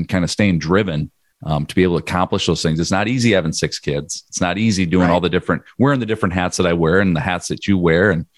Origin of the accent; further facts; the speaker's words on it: Northwest Iowa, United States; I grew up in Northwest Iowa here